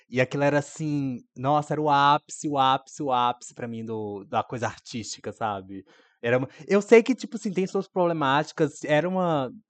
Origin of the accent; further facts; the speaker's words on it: Brazil; eu sou brasileira.